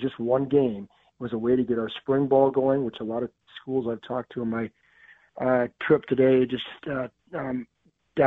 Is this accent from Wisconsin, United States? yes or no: yes; Platteville, Wisconsin, United States; also born or lived in Fargo, North Dakota; grew up on a farm in Southwest Wisconsin here